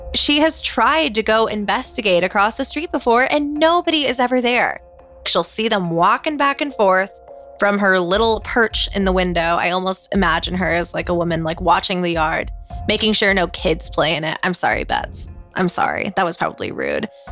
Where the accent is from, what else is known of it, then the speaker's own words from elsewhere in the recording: the South, United States; I am from the South, yeehaw, and my parents always worked in a church growing up